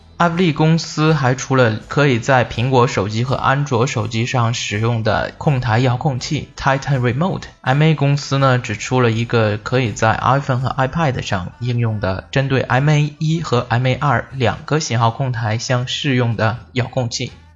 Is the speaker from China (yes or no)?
yes; China; 我们中国人